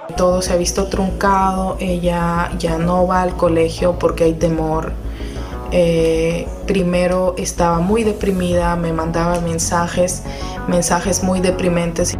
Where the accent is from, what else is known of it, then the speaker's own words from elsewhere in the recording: Peru; moved away as an adult; also born or lived in Kabul, Afghanistan; como peruana uno es luchador